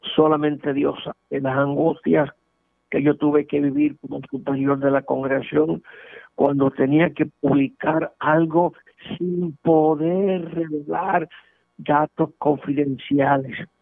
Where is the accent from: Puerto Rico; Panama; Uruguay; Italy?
Puerto Rico